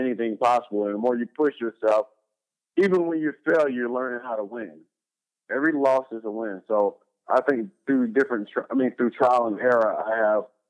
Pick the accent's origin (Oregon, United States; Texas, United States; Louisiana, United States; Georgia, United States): Georgia, United States; Atlanta; now in Los Angeles, United States; native, born and raised in Atlanta, Georgia, currently residing in Los Angeles, California